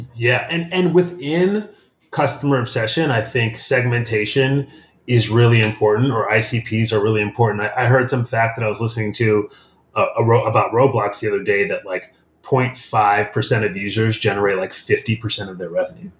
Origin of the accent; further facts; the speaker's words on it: Midwest, United States; moved away; I grew up in the Midwest, um, child of Nigerian immigrants